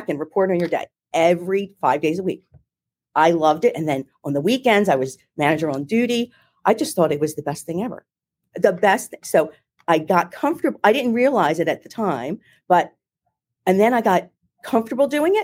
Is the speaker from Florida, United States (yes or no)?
no; Philadelphia, Pennsylvania, United States; I'm from Philadelphia originally. I'm from Philadelphia, if you can't tell by my accent